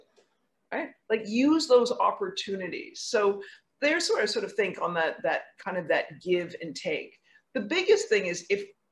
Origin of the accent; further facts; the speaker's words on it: West Coast of Canada, Canada; now in New York, United States; I grew up on the West Coast of Canada.